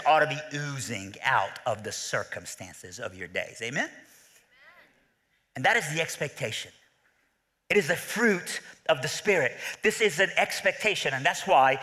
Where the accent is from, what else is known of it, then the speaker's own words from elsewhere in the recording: Iran; I'm from Iran, all right, so I have Middle Eastern blood